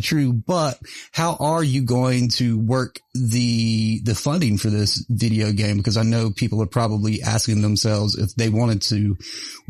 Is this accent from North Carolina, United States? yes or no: yes; Mount Airy, North Carolina, United States; I grew up just outside of Mayberry, Mount Airy, North Carolina